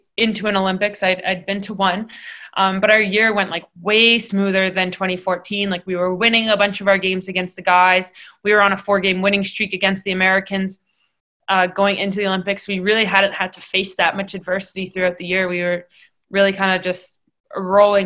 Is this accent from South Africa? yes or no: no; Canada; being Canadian